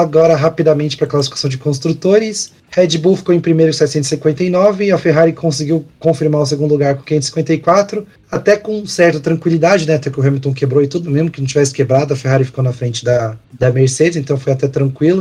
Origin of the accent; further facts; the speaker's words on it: Brazil; a gente é brasileiro